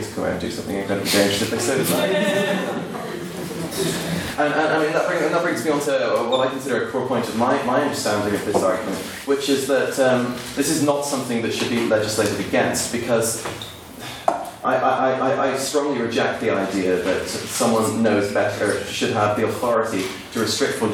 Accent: Ireland; moved away as an adult; now in Belfast, United Kingdom; I come from the Republic of Ireland

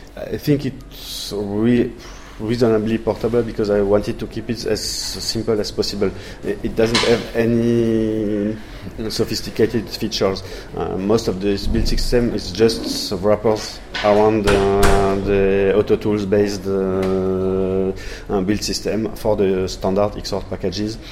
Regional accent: France; accent: French; English is a second language; also born or lived in Toulouse, France; I'm a French guy, you will hear it with my English accent, uh, living in Toulouse in the southwest of France

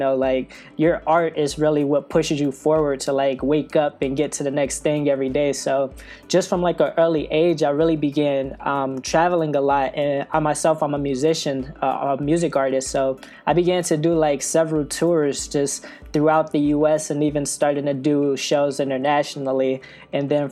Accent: Detroit, Michigan, United States; moved away as an adult; also born or lived in New York; I'm originally from Detroit, Michigan, but I lived in New York for I guess like the past 3 years.

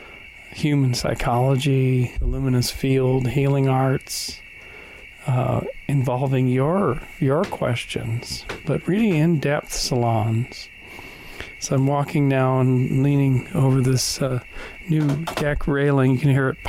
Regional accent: Kamloops, British Columbia, Canada; moved away as an adult; Kamloops, British Columbia, Canada, my hometown

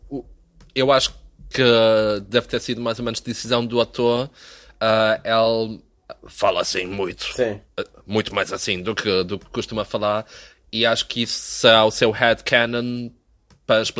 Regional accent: Azores, Portugal; Não, tu sabes que quando os continentais vêm à nossa terra filmar um filme, nós nem queremos

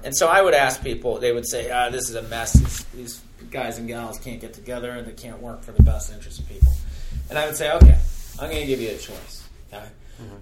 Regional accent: North Carolina, United States; moved away; where I grew up in North Carolina

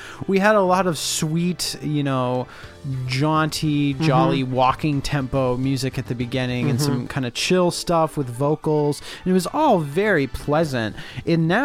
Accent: St. Paul, Minnesota, United States; my hometown, St. Paul, Minnesota

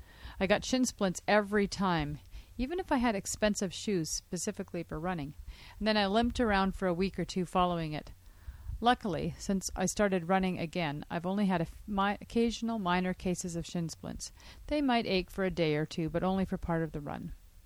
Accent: Seattle, Washington, United States; now in Salem, United States; I'm from the States, grew up in Seattle, Washington area. Now I live in Salem, Oregon.

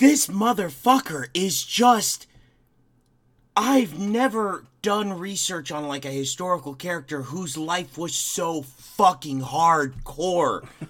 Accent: Crown Point, Indiana, United States; my hometown of Crown Point

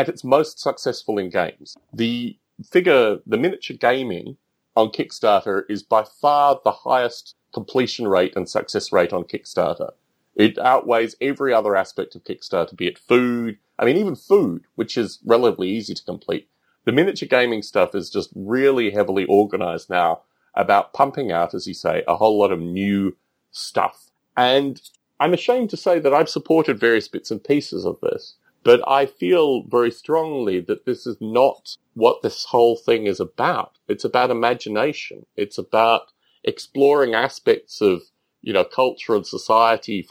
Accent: Australia; moved away as an adult; also born or lived in United Kingdom; growing up in Australia

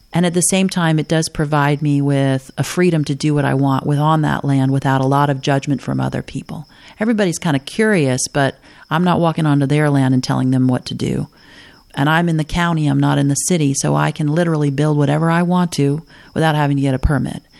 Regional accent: the Ozarks, United States; moved away; there are people from many different backgrounds from all over the world and from all over this country that live in my hometown

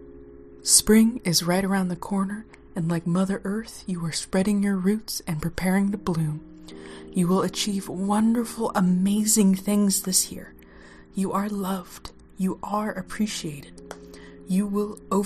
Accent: Oklahoma, United States; accent: southern twang; moved away as an adult; now in Washington, United States; I am from Oklahoma, so if my southern twang comes out, it's what I'm stuck

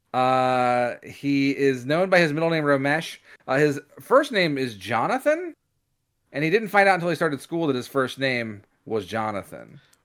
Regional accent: United States; we're American

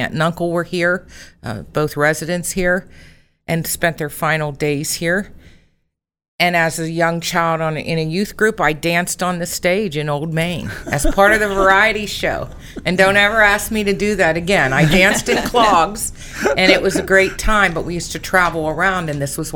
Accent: Rochester, United States; I am a Rochester native, and I grew up in the Congregation of Grace Lutheran Church in Rochester

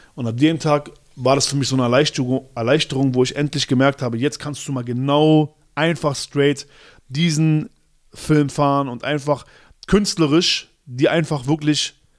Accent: Berlin, Germany; ich komme aus Berlin, Schöneberg

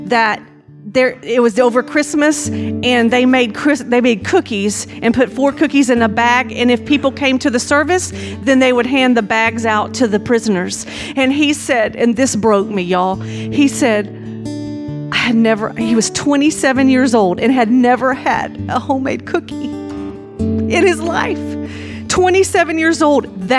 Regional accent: Baytown, Texas, United States; we're from Baytown, Texas

